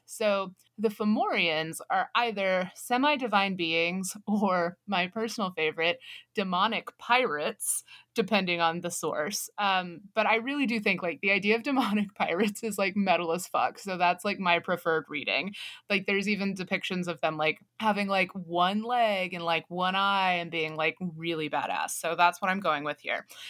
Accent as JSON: {"language": "English", "country": "United States", "said": "we are American English speakers"}